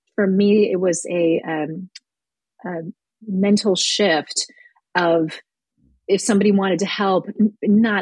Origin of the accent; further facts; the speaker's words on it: Midwest, United States; I'm from the Midwest